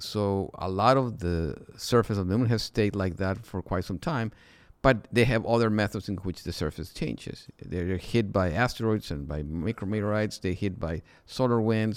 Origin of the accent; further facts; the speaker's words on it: Mexico; moved away as an adult; I'm originally from Mexico, and, uh, there I went to school